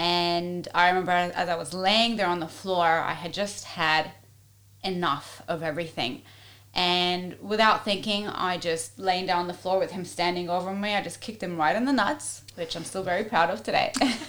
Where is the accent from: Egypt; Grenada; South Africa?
Egypt; also born or lived in Ivory Coast; now in Australia; I was born and raised in Egypt and in West Africa on the Ivory Coast, but at a very young age, between the age of 4 and 9, my mum had brought us here to Australia